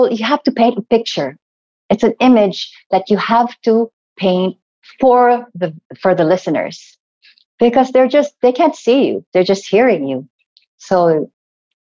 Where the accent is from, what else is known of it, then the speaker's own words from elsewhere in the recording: Cebu, Central Visayas, Philippines; I'm from Cebu also